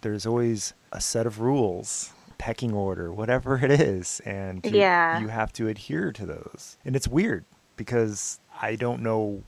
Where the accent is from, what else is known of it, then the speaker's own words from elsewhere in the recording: Midwest, United States; I grew up skateboarding in the Midwest in the 90s